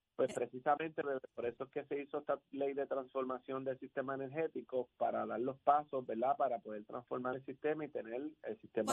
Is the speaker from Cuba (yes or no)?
no; Aguadilla, Puerto Rico; yo soy natural de Aguadilla y en mi pueblo